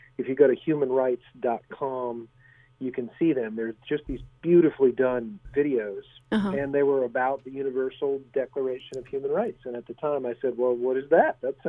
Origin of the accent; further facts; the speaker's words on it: United States; also born or lived in Germany; I grew up overseas mainly. I'm an American, but my parents were teachers for military dependents in Europe, and I happened to be there when the Iron Curtain fell